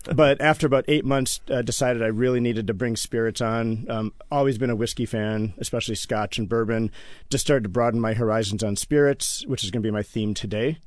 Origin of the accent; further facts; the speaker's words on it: Iowa City, Iowa, United States; also born or lived in Ann Arbor, Michigan / California / Washington, D.C.; now in Seattle, United States; I was born in Ann Arbor and grew up in Iowa City, Iowa.